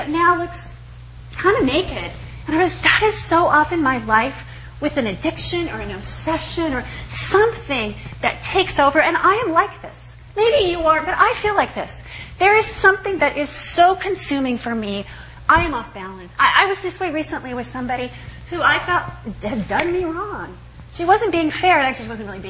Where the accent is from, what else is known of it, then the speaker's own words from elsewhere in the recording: Eastern Washington, United States; I grew up in Eastern Washington